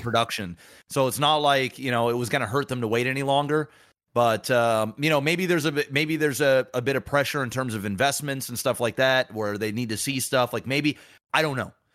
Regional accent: Canada; I'm Canadian.

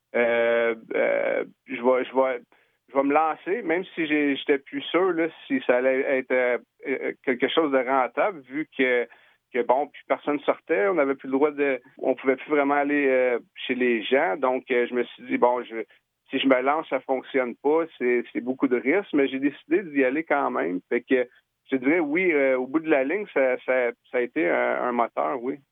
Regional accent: Quebec, Canada; moved away as an adult; also born or lived in Okanagan, British Columbia; now in Victoria, Canada; je viens du Québec. j'ai ça fait dix ans que je suis en Colombie-Britannique

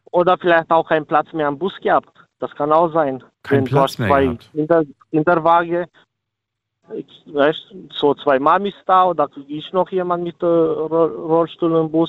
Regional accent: Romania; German is a second language; now in Germany; So, ich bin selber Ausländer, ich komme aus Rumänien.

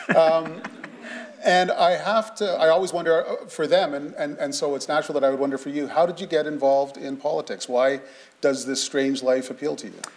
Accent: Sarnia, Ontario, Canada; from where I grew up in Sarnia

